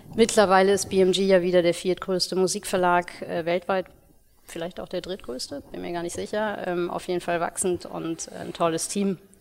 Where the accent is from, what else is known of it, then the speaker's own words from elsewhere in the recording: Ruhr area, North Rhine-Westphalia, Germany; moved away as an adult; now in Hamburg, Germany; bin gebürtig aus dem Ruhrgebiet